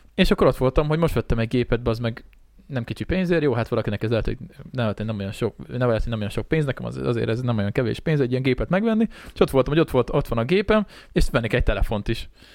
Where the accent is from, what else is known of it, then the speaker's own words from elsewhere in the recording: a village near Szeghalom, Békés, Hungary; also born or lived in Szeged; gimiben tanultam szekhalmon, tehát gyakorlatilag én itt a faluban olyan 12 éves korom óta